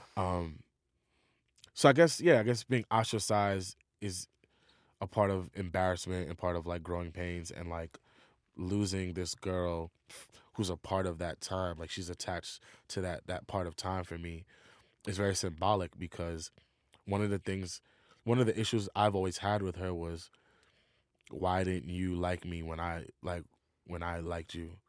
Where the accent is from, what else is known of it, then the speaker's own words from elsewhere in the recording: New York City, New York, United States; being from New York